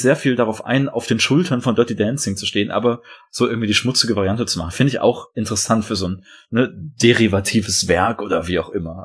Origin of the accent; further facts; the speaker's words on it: Detmold, North Rhine-Westphalia, Germany; meiner Heimatstadt, Detmold in oh. Ostwestfalen